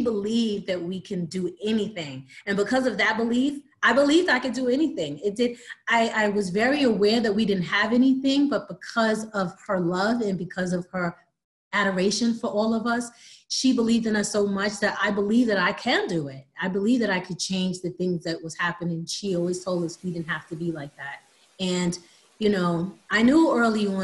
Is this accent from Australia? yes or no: no; Long Island, New York, United States; moved away as an adult; also born or lived in Miami; now in Atlanta, United States; Growing up in Long Island